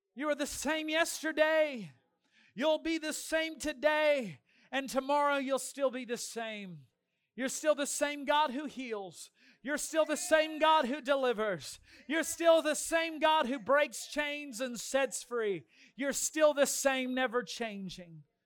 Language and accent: English; Dinuba, California, United States; moved away; from Dainuba, my hometown